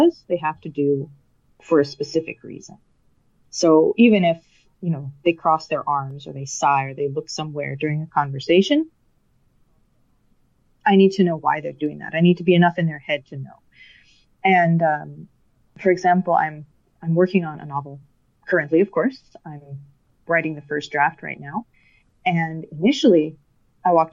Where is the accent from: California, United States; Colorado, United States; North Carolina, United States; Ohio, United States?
Colorado, United States; now in Denmark; I grew up in Colorado